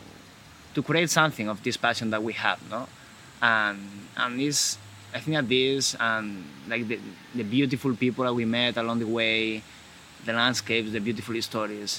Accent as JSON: {"language": "English", "region": "Galicia", "country": "Spain", "tie": "born or raised there", "second_language": "English", "moved": "yes", "said": "I'm from Galicia. Galicia is a region in the northwest of Spain."}